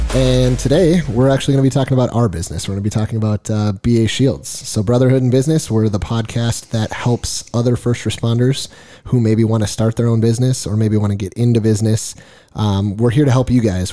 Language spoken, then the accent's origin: English; Fergus Falls, Minnesota, United States; moved away as an adult; now in Nevada, United States; I was born and raised in Minnesota. Actually, grew up in a small town called Fergus Falls, Minnesota